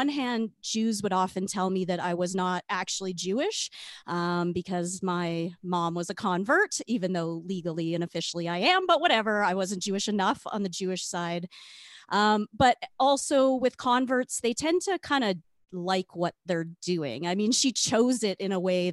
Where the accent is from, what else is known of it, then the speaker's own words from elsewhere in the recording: Regina, Saskatchewan, Canada; now in Calgary, Canada; I grew up in Regina